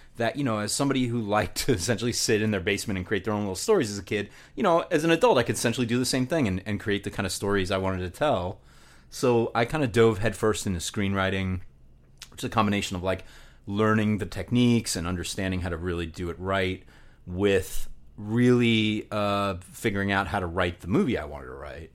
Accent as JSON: {"language": "English", "area": "Long Island, Nassau County", "region": "New York", "country": "United States", "tie": "born or raised there", "also_born_or_lived": "Virginia", "said": "I was born on Long Island and, uh, raised, uh, Long Island, Nassau County, about forty minutes east of Manhattan."}